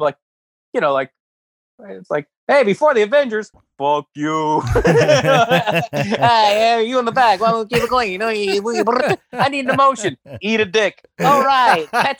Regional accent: Stockton, California, United States; I came from like from Stockton, which was very urban, to like city.

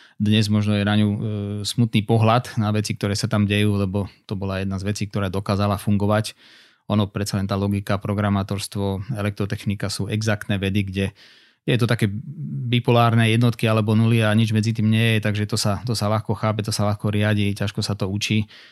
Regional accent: Slovakia; nikdy som neemigroval e, zo Slovenska napriek tomu, že mám pol rodiny vonku

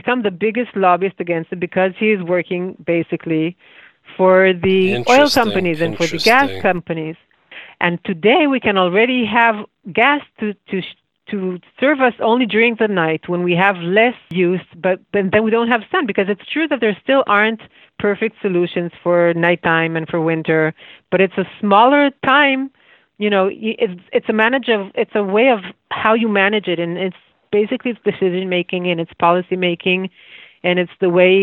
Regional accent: Israel

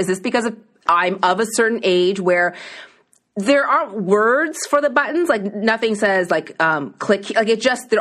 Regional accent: East Coast, Canada; moved away; I grew up on the East Coast

